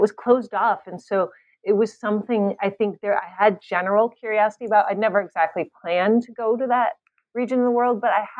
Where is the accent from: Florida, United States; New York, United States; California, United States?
California, United States; moved away as an adult; also born or lived in Latvia / Ukraine / Kentucky; I'm born and raised in California, despite the name …. And I ended up going to University of California at San Diego for college.